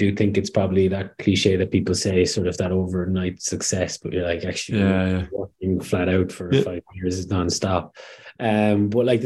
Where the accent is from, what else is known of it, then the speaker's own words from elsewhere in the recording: Kerrypike, Munster, Ireland; moved away as an adult; now in Dublin, Ireland; Kerry Pike, small village, small village kind of out past the city towards Ballincollig area